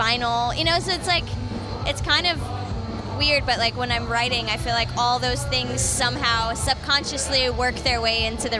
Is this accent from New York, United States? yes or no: no; Detroit, Michigan, United States; my family, like, is from there. I'm from there. I was born in Detroit. You know, my family has a Mexican restaurant and a Mexican bakery in Southwest Detroit.